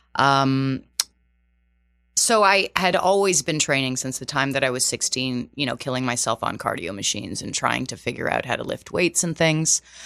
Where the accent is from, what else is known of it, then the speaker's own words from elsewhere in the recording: just outside of Toronto, Ontario, Canada; first language Portuguese; moved away as an adult; also born or lived in Terceira Island, Azores, Portugal; now in New York City, United States; I was born in Terceira Island. Uh, so was my entire family. And, uh, my father and mother decided to immigrate when I was two years old to Canada. So just outside of Toronto.